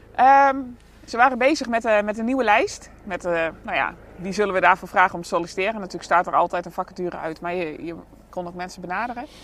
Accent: Bontebrug, Gelderland, Netherlands; now in Friesland, Netherlands; Ik kom uit de Achterhoek. Ik ben, eh, geboren en getogen in Bontebrug. Een heel klein dorpje.

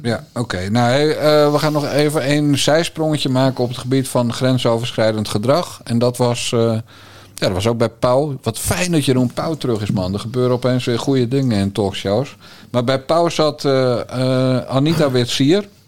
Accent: Bergambacht, South Holland, Netherlands; ik ben opgegroeid in Bergambacht, dat weet je, in de Waard

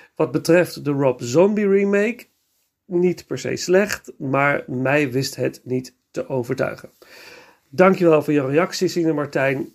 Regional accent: Nijmegen, Gelderland, Netherlands; ik ben geboren en getogen in Nijmegen.

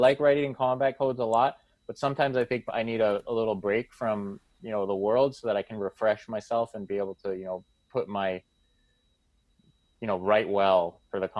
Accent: Boston, Massachusetts, United States; I'm from Boston and this is a big sports city

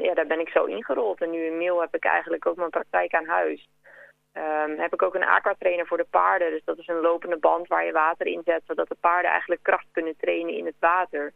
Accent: Kudelstaart, North Holland, Netherlands; moved away as an adult; now in Mill, Netherlands; uit Kudelstaart

